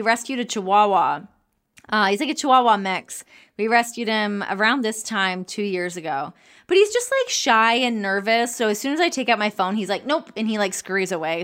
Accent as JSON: {"language": "English", "country": "Canada", "also_born_or_lived": "Los Angeles", "moved": "as an adult", "lives_now": "United States", "said": "I'm Canadian"}